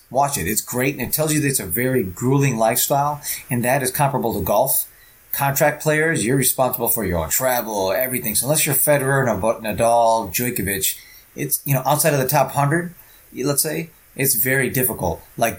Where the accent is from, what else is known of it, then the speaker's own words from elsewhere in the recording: Rockford, Illinois, United States; I'm from Northwest of Chicago. That's where I was born and raised.